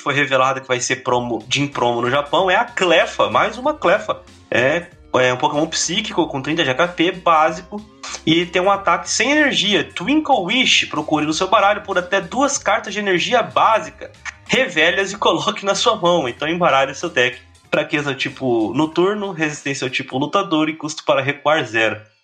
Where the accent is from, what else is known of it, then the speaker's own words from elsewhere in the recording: Brazil; A gente é brasileiro